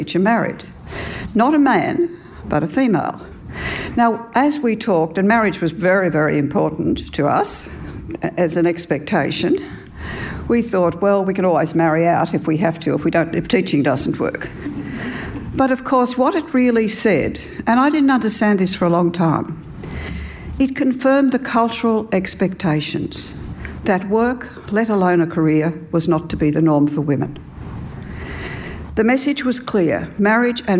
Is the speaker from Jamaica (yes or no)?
no; Forbes, New South Wales, Australia; I grew up in Australia in the 50s and spent all my primary school years in a one-teacher school.